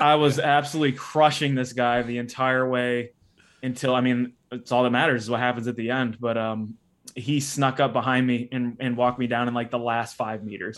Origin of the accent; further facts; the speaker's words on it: Uniontown, Ohio, United States; I grew up in Ohio, Northeastern Ohio, specifically a place called Uniontown, Ohio